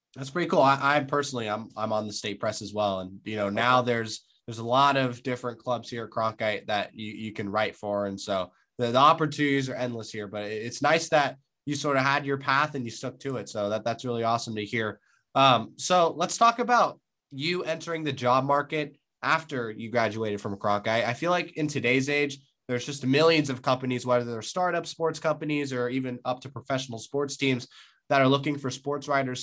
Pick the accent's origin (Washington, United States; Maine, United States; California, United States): California, United States; I'm from California